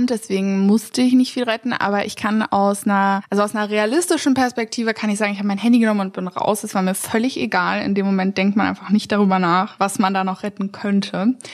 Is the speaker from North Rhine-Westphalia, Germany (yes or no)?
yes; Witten, North Rhine-Westphalia, Germany; Ich bin in Witten groß